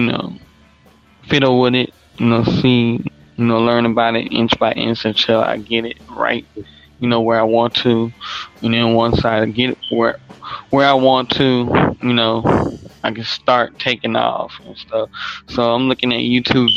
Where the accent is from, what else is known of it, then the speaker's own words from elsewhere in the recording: New Orleans, Louisiana, United States; moved away as an adult; now in Memphis, United States; I'm from New Orleans, but you know, I live in Memphis now since the hurricane.